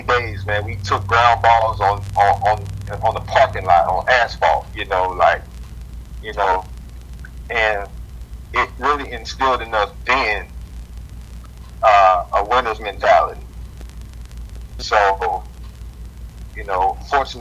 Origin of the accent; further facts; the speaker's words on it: Selma, Alabama, United States; my hometown, man, in Selma, Alabama. You know, I'm a Selma boy, you know, through and through